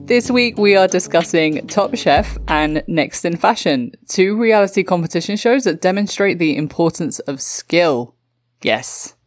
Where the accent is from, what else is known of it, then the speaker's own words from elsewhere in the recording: London, United Kingdom; my hometown of London